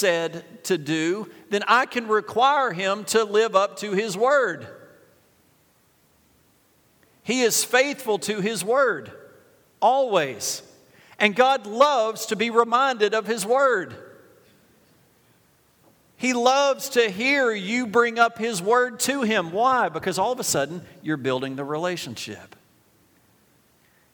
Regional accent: United States; We're from Jackson County. We're from Warren County.

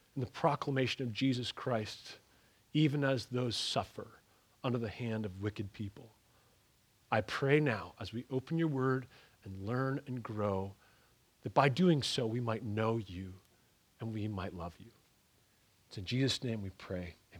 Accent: Ontario, Canada; moved away; also born or lived in Pennsylvania; I, I come from Pennsylvania and I come from, uh, I, I grew up in the, in Ontario, Canada.

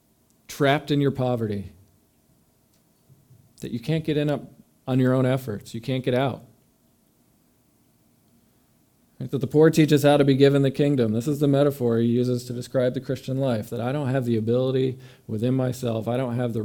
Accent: New York, United States; moved away as an adult; also born or lived in Mississippi; We're from New York

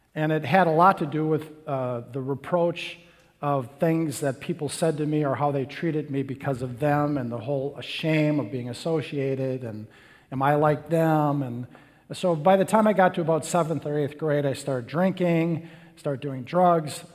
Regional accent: Little Chute, Wisconsin, United States; I grew up in Little Chute, Wisconsin

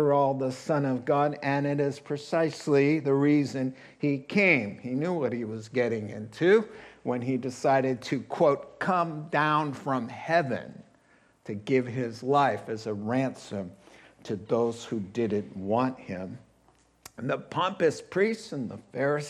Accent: New England, United States; moved away; growing up in New England, where summers are a little different.

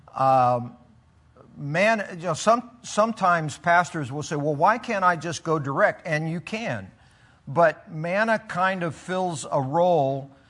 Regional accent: Philippines; I grew up in the Philippines and then spent 28 years as a missionary

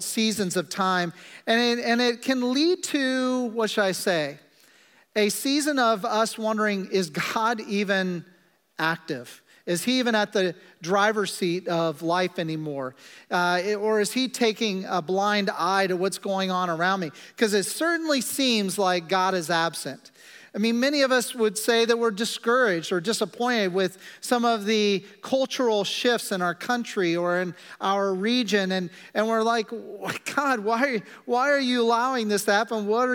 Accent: Kansas, United States; I'm from Kansas

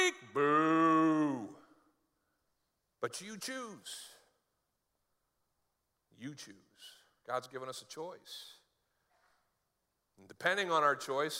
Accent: northern Maine, United States; moved away; When I was growing up in Maine and learning to drive in Maine, like right now, I think there's a lot of snow on the ground where I used to live in northern Maine

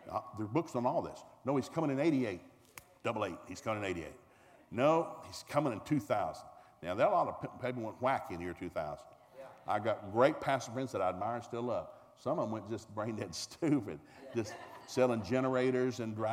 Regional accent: the South, United States; Now, I'm a man from the South.

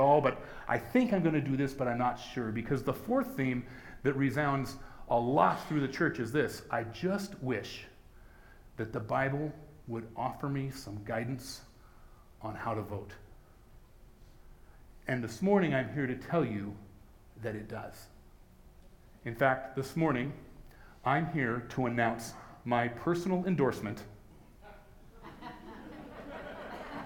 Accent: United States; As Christians in America, as American Christians

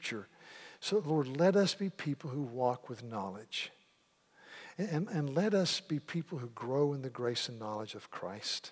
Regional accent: Yadkinville, North Carolina, United States; I'm from Yadkinville, North Carolina

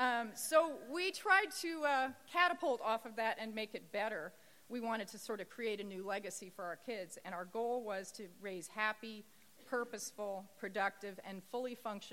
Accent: Indiana, United States; now in California, United States; moving from California to Indiana. That was my home state. My family was there.

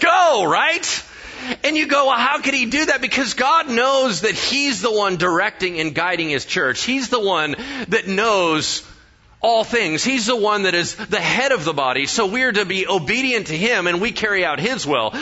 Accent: United States; I'm American, so I mispronounce everything.

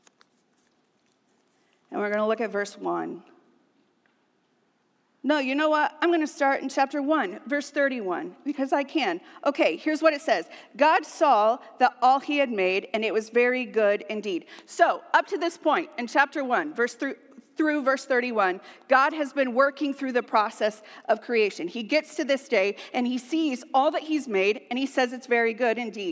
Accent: United States; we are American.

